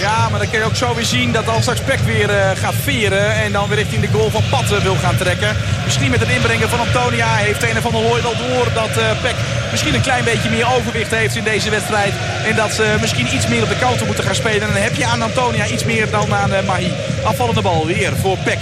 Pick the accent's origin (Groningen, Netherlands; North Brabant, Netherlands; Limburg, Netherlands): Groningen, Netherlands; wij als Groningers